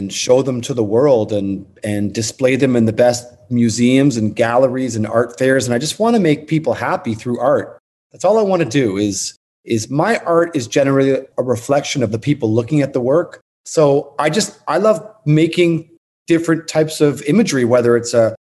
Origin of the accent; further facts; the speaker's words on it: Toronto, Ontario, Canada; moved away as an adult; now in New York, United States; I'm originally from Toronto. And I moved to New York in 1994